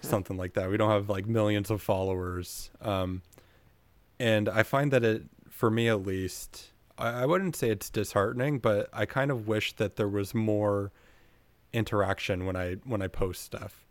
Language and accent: English; Kingston, Ontario, Canada; also born or lived in Ottawa; I'm from Kingston